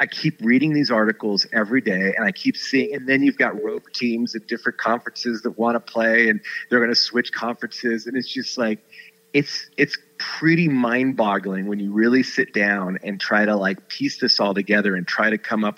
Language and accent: English; Southern California, United States; growing up in Southern California in the shadow of the Rose Bowl